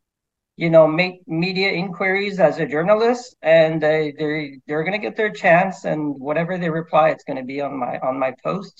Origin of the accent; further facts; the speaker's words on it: Quebec, Canada; I'm your typical Canadian. I was born and raised here in Quebec.